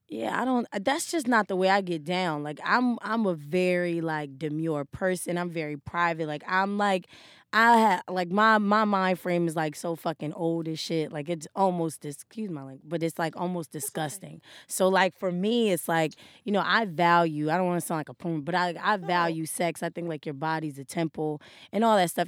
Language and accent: English; Wilmington, Delaware, United States; moved away as an adult; Delaware, Wilmington.